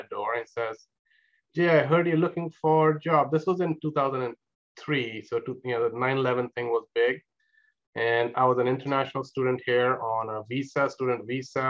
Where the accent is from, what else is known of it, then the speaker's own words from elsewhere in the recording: Mumbai, Maharashtra, India; moved away as an adult; also born or lived in East Lansing, Michigan, United States; now in San Luis Obispo, United States; I am from India. I was born and raised. Pretty much all my time was in Mumbai